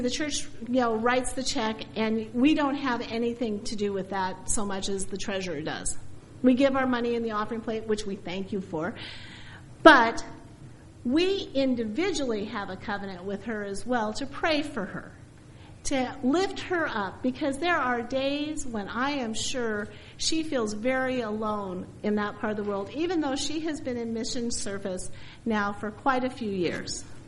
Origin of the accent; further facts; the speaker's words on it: Spokane, Washington, United States; growing up in Spokane